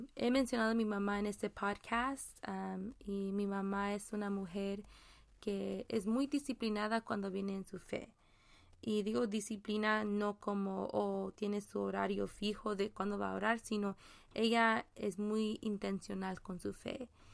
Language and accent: Spanish; Mexico; sí soy mexicana, pero mi español toma práctica